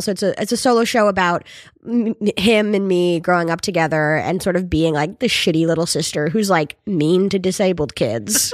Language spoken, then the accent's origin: English; North Adams, Massachusetts, United States; there was a team when, from my hometown, it was called the Steeplecats